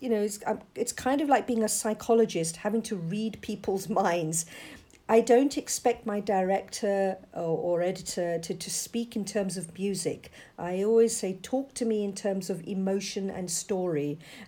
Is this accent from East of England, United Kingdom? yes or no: no; London, United Kingdom; I was born and brought up in London. And I'm a second generation British Asian